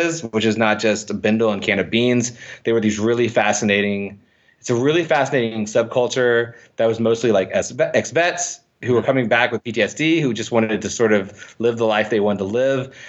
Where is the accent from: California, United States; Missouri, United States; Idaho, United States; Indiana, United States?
Indiana, United States; I'm from Indiana